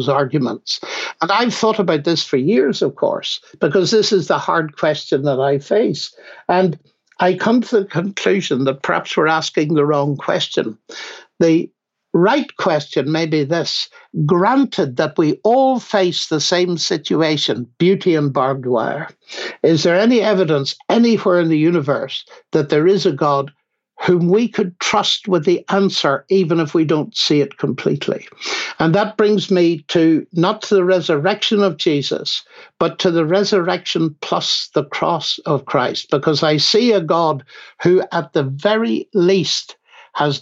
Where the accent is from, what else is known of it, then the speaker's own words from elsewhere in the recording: Northern Ireland, United Kingdom; moved away as an adult; also born or lived in Cambridge; coming from Northern Ireland, as every listener now knows from my accent